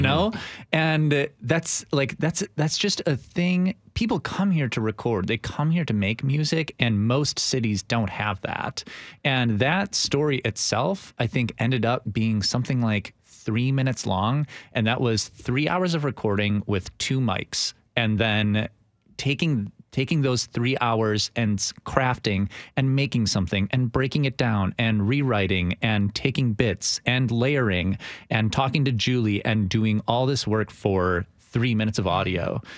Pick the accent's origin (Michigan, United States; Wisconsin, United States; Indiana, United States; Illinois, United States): Wisconsin, United States; Milwaukee; moved away as an adult; I was born in Milwaukee, Wisconsin, and I worked for a fantastic radio station there